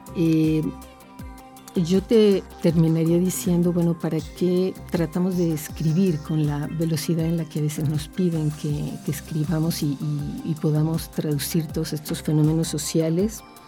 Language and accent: Spanish; Mexico; nosotros, como mexicanos